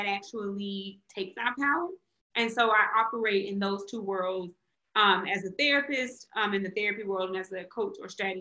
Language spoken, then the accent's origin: English; Mississippi, United States; now in Austin, United States; I'm from Mississippi, and I say that because sometimes I tie things back to my upbringing